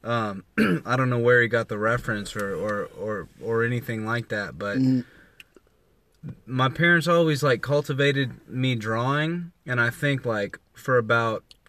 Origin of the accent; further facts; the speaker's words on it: Indianapolis, Indiana, United States; I'm from Indianapolis.